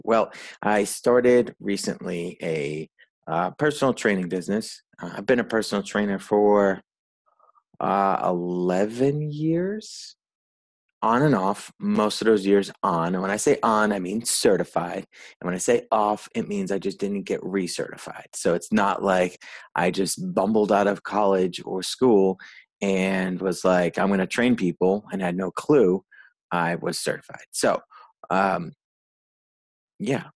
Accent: Rhode Island, United States; moved away; I'm originally from the Northeast and Rhode Island.

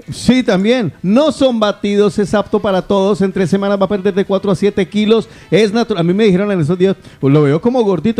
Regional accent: Guarromán, Andalusia, Spain; moved away; allá, en mi tierra querida

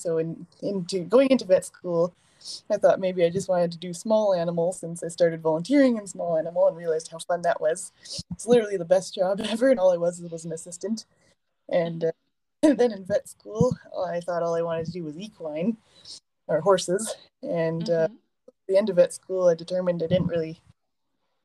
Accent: Sherwood Park, Alberta, Canada; I grew up in Sherwood Park

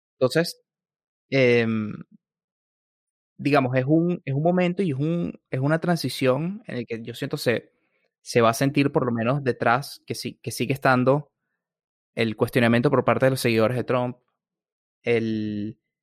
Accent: Venezuela; now in Washington, United States; como latinoamericano, yo como Venezuela

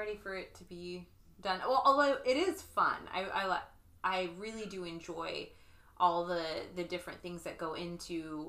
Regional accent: Washington, United States; moved away as an adult; now in Florida, United States; I'm from Washington where we have wood floors everywhere.

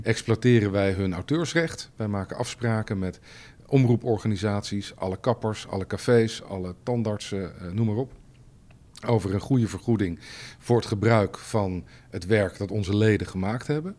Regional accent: Leiden, South Holland, Netherlands; also born or lived in Amsterdam / Bellingwolde (family); ik ben geboren in Amsterdam in 1967. ik ben in Leiden opgegroeid

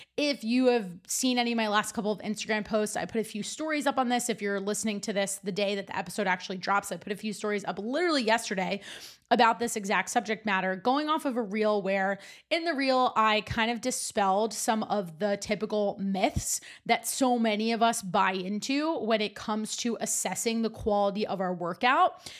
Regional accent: New Jersey, United States; also born or lived in North Carolina; when I moved back home from North Carolina to New Jersey

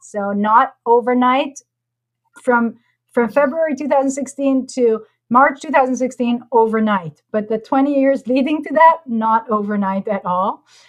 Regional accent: Israel; moved away as an adult; also born or lived in Costa Rica; I'm from Israel originally.

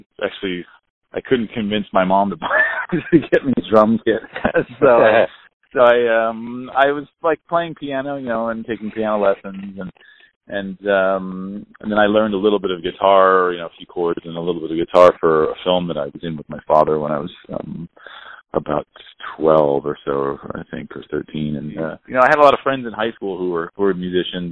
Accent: Monterey, California, United States; I grew up just down the road

